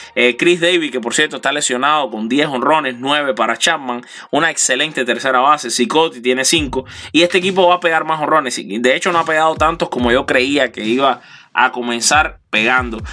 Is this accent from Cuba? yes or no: yes; Cuba; Y yo también soy cubano